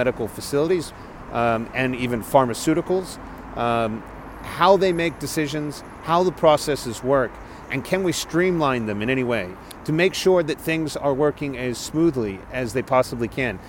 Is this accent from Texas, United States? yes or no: yes; Texas, United States; moved away; I'm a Texan abroad